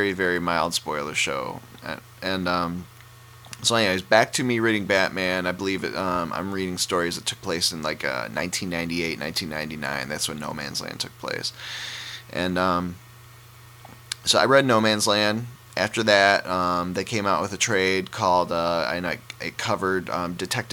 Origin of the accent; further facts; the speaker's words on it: Detroit, Michigan, United States; I'm from Detroit